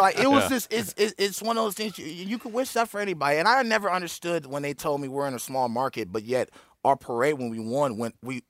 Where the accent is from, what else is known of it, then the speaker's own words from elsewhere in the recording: Oakland, California, United States; I'm from Oakland